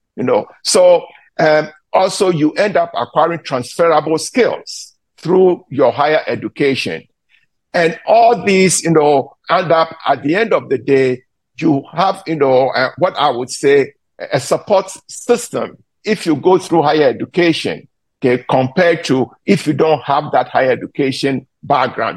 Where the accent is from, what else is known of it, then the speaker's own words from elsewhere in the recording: Ghana; moved away as an adult; now in United States; I was born in Ghana. I came to the US after I got my baccalaureate degree in Ghana to do my graduate studies